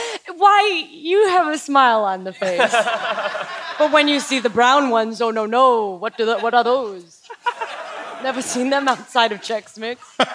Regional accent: Chicago, Illinois, United States; I'm from Chicago, too.

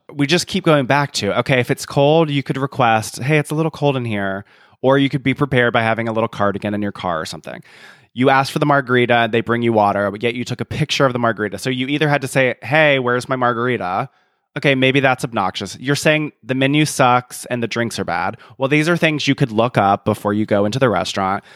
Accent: the American South, United States; as a Southerner

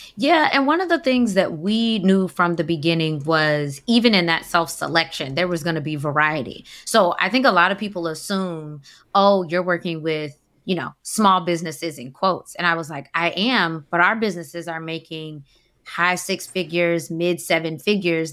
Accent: Atlanta, Georgia, United States; moved away as an adult; now in Washington, D.C., United States; I'm from Atlanta, so I did corporate accounting there, decided to move to D C.

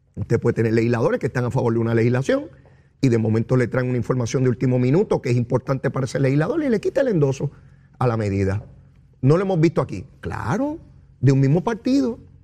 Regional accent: Puerto Rico; tan boricuas como ustedes y como yo

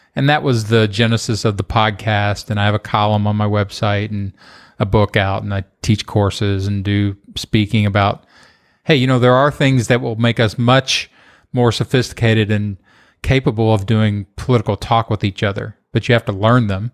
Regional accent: Kentucky, United States; moved away; also born or lived in Los Angeles / Austin; Kentucky, just having grown up there

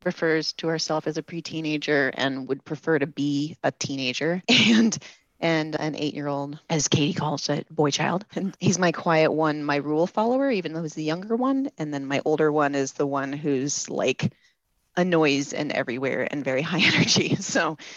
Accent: Ames, Iowa, United States; I grew up in Ames, Iowa

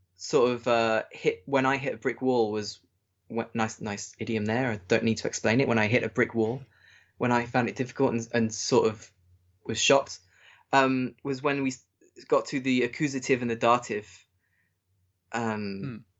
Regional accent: England, United Kingdom; moved away as an adult; now in Germany; being English

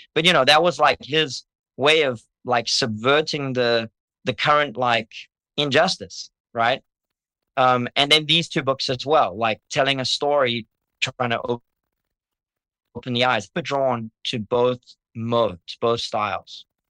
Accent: South Africa; also born or lived in Kentucky, United States / Minnesota, United States; now in Hawaii, United States; growing up in South Africa

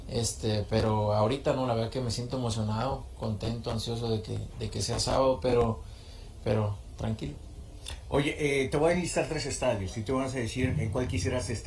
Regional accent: Jalisco, Mexico; Eh, en, algún otro estado, Jalisco

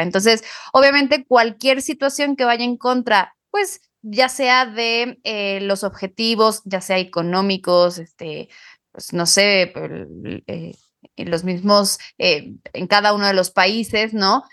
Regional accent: Pachuca, Hidalgo, Mexico; moved away; en Pachuca, el hermosísimo lugar de donde soy

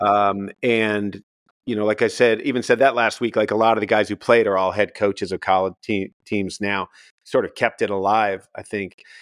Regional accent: Connecticut, United States; I was born in Connecticut

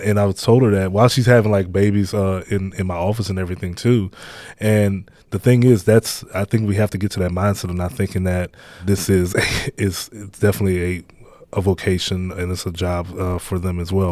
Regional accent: Baton Rouge, Louisiana, United States; where I grew up at in Baton Rouge, um, just in, in the inner city

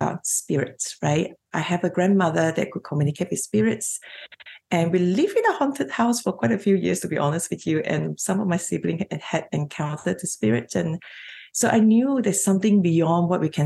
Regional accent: Malaysia; moved away as an adult; now in Australia; So I'm a Chinese Malaysian, and I grew up in Malaysia

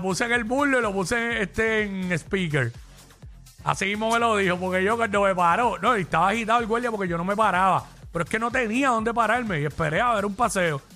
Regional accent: Cabo Rojo, Puerto Rico; mi pueblo

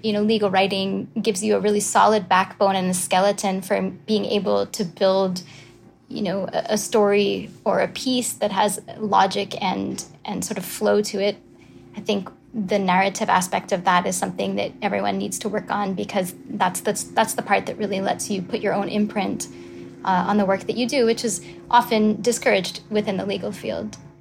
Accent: Quebec, Canada; I'm from Quebec, as you said. I went to school in Canada, so that was McGill in Montreal

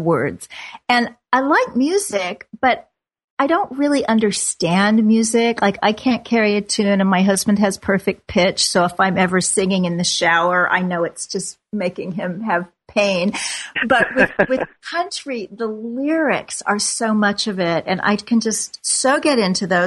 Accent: Kansas City, United States; my hometown of Kansas City

